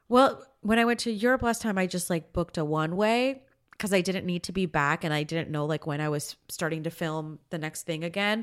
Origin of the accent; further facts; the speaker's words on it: Florida, United States; now in Los Angeles, United States; I grew up in Florida